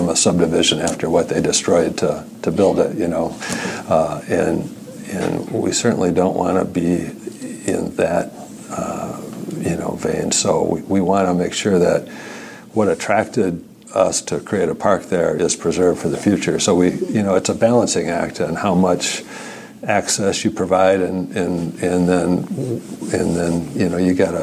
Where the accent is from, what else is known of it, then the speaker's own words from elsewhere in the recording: Spring Lake, Michigan, United States; also born or lived in Saginaw County, Michigan; now in Grand Haven, United States; I grew up in Spring Lake and went to Spring Lake High School